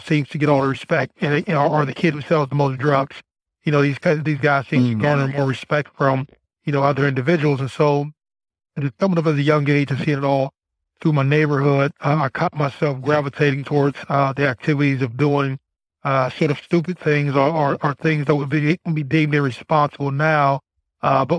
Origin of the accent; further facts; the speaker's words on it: Youngstown, Ohio, United States; I come from Youngstown, Ohio